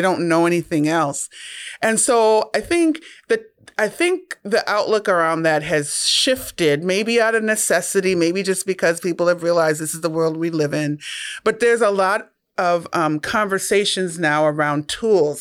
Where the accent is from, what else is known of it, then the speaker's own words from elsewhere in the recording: Minnesota, United States; I'm born and raised in Minnesota